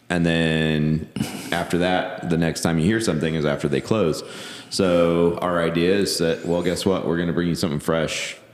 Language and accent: English; Elkhart, Indiana, United States; I come from Elkhart. It's like Elkhart Pizza Mafia.